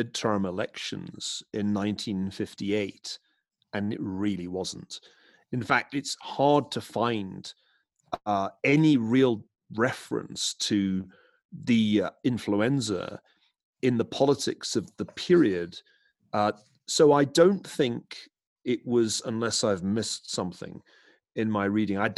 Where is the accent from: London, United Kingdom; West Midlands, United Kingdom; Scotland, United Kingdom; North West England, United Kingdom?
Scotland, United Kingdom; Glasgow; growing up in Glasgow in the west of Scotland